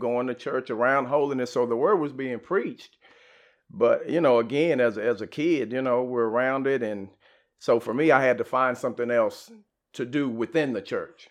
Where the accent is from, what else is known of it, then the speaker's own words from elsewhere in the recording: Garland, Texas, United States; Garland, growing up